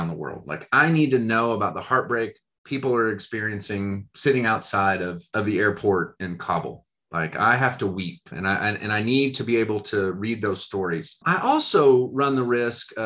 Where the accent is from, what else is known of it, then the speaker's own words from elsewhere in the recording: United States; as American people